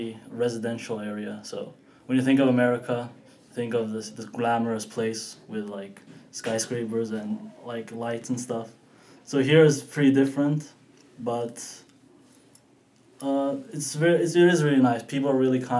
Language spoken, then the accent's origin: English; Cyprus; moved away as an adult; now in United States; I'm from Cyprus, which is a very small country.